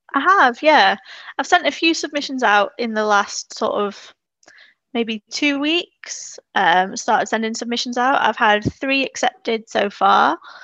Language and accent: English; Isle of Man; moved away as an adult; now in Hazel Grove, United Kingdom; I'm originally from the Isle of Man